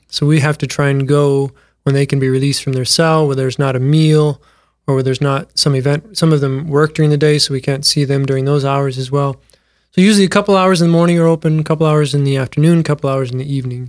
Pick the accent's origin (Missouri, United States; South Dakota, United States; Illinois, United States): South Dakota, United States; Mitchell; born and raised in Mitchell, South Dakota